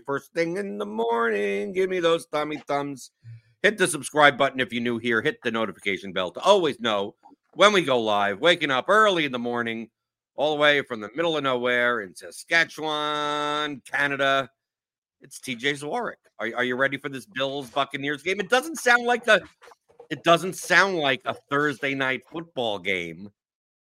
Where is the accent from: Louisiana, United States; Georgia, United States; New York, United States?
New York, United States; now in Louisville, United States; I'm from New York, so I'm used to cold